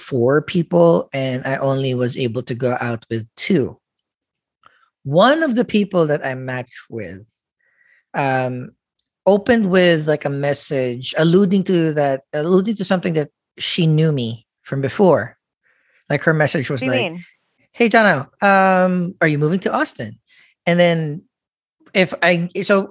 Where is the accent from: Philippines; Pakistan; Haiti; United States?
Philippines; I'm a Filipino